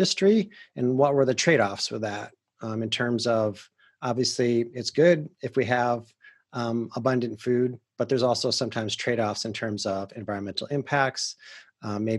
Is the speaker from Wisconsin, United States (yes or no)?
yes; Wisconsin, United States; accent: Wisconsin; moved away as an adult; also born or lived in California; I'm a Midwesterner. I grew up in Wisconsin